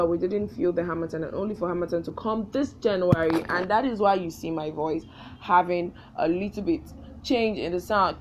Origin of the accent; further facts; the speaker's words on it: Nigeria; as a Nigerian